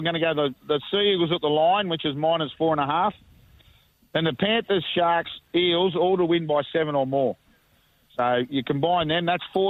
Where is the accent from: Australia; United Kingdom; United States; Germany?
Australia; Leeton, New South Wales; now in Canberra, Australia; I'm just out in Leeton at the moment, boys. I'm out in my hometown for the fifth year. So being a Leeton boy